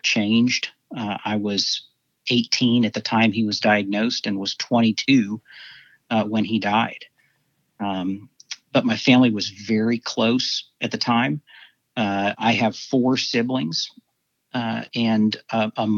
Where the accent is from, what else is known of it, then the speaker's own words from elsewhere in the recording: Dallas, Texas, United States; also born or lived in Houston; I grew up here in Dallas.